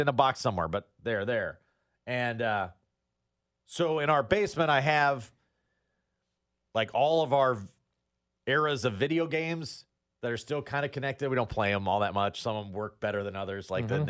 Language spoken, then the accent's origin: English; Iowa, United States; I am from Iowa.